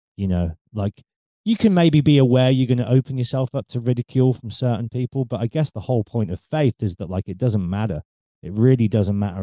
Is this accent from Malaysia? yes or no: no; England, United Kingdom; growing up in England, we're a very cynical nation